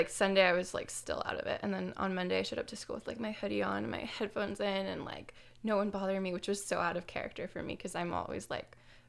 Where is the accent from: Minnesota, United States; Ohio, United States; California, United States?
California, United States; San Jose; I grew up in San Jose, so I was like, this is way too close to home, but...